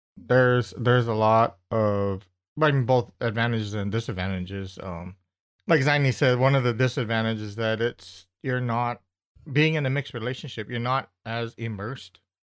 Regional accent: United States; for me as an American going to the Philippines

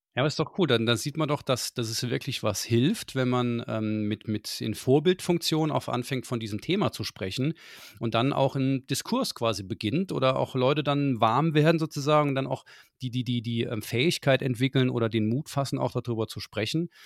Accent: Saarland, Germany; Ich bin Saarländer durch und durch

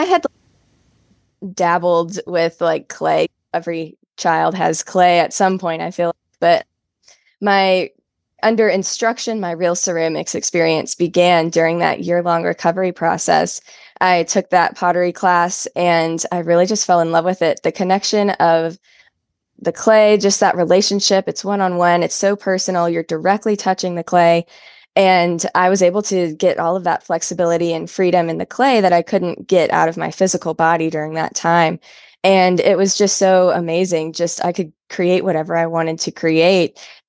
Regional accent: Southern United States, United States; And from then, it was relatively a normal Christian childhood growing up in the South.

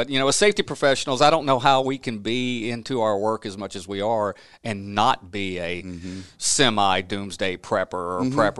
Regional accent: Louisiana, United States; But I grew up in the Duck Dynasty part of Louisiana, southwest Mississippi area, and that's my roots. And I had a typical childhood in a small town, farming town, and I wouldn't change anything about it.

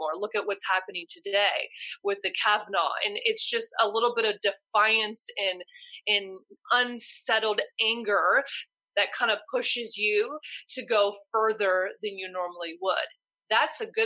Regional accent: Los Angeles, California, United States; I was from Los Angeles

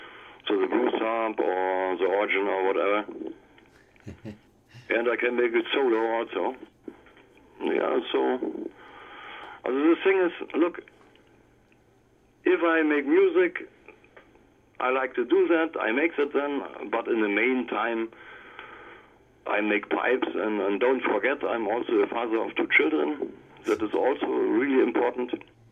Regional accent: East Germany, Germany; English is a second language; Yeah, in the East times, we had a bit other conditions here.

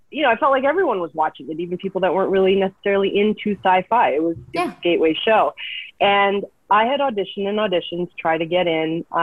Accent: Vancouver, British Columbia, Canada; I'm originally from Vancouver.

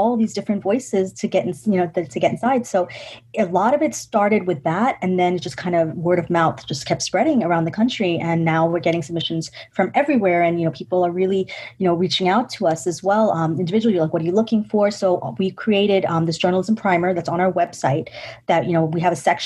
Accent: New York, United States; I was born in New York, so I'm a New Yorker

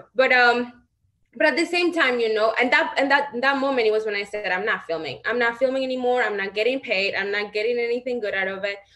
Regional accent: Celaya, Guanajuato, Mexico; moved away as an adult; now in United States; I am from Guanajuato, Mexico

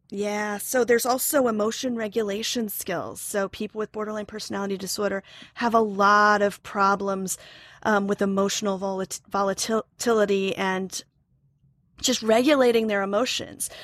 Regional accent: Oklahoma, United States; moved away as an adult; also born or lived in New York; now in Ossining, New York, United States; I'm originally from Oklahoma, where I have a degree in theater.

